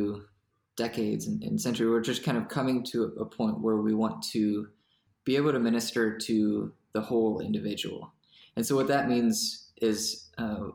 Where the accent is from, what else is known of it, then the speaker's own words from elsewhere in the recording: Greenville, South Carolina, United States; moved away as an adult; also born or lived in France / Columbia, South Carolina / Nashotah, Wisconsin; I was born in France and then my family moved to Greenville, South Carolina